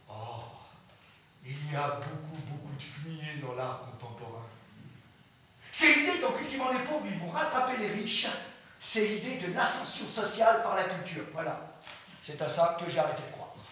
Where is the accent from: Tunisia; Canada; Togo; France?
France; j'ai cessé de croire à cette chose qu'on appelle chez nous, en France, la démocratie culturelle.